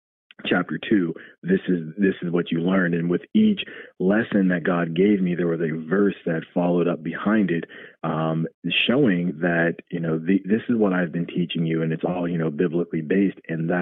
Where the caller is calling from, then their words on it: Columbus, Ohio, United States; I'm from Columbus, Ohio.